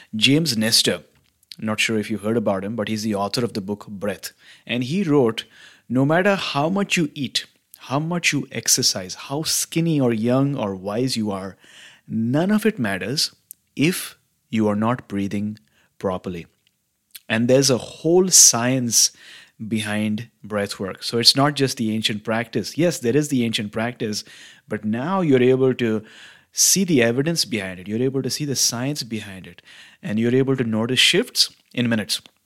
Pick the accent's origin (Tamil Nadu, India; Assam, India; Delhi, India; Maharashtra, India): Maharashtra, India; Mumbai; now in Vancouver, Canada; I'm originally from Mumbai, in India, which is a large city in the western state of Maharashtra.